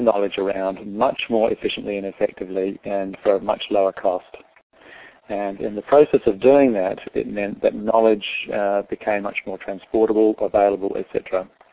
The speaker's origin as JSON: {"language": "English", "town": "Adelaide", "region": "South Australia", "country": "Australia", "tie": "born or raised there", "also_born_or_lived": "London", "moved": "as an adult", "lives_now": "New Zealand", "said": "I was born in uh, London. Uh, my parents were Irish. Uh, they immigrated to Australia when we were kids. And so I grew up in Adelaide in South Australia."}